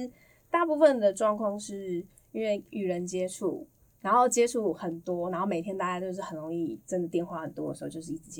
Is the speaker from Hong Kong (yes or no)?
no; Taipei, Taiwan; 好，第一个我要澄清，我也是台北人，